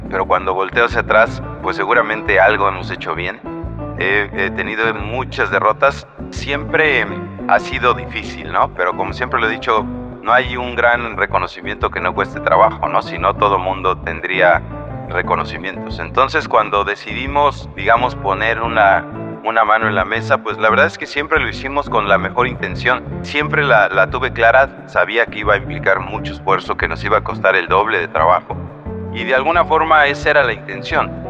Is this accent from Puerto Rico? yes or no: no; Mexico; Y qué mejor manera de tocando la música que con algo que representa nuestra cultura como mexicanos, que es el corrido, ¿no?